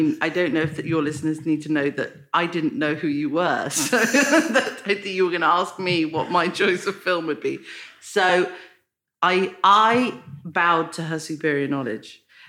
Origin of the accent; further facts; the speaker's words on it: London, United Kingdom; Where I grew up in London, there's a cinema called the Electric Cinema